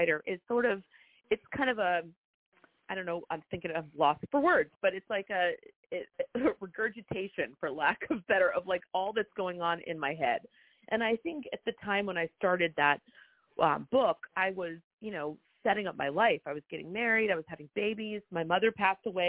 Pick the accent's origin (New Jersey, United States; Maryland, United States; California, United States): New Jersey, United States; Montclair; moved away as an adult; also born or lived in New York; now in Charleston, United States; I grew up in Montclair, New Jersey, but I spent every summer in the Lowcountry.